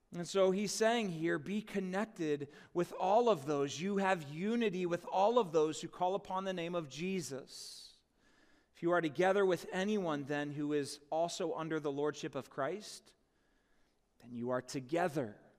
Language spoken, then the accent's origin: English; United States; my citizenship as an American citizen.